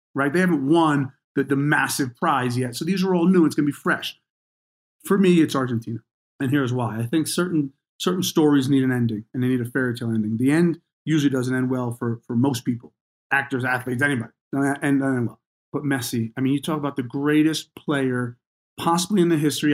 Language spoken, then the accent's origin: English; New Jersey, United States; I grew up in New Jersey.